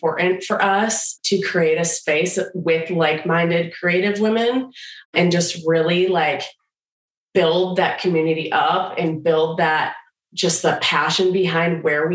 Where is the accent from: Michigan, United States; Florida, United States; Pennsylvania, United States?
Michigan, United States; we're both from Michigan